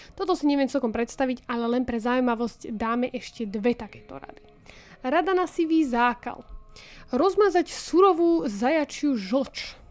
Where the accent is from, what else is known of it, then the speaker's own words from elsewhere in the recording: Partizánske, Trenčín Region, Slovakia; u nás v Partizánskom eh, v rieke Nitre ich tam máme celkom dosť